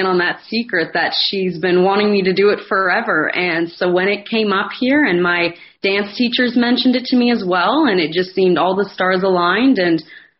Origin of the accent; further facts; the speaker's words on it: Barrie, Ontario, Canada; now in Ottawa, Canada; I'm from just north of Toronto, about an hour north. I'm an Irish dancer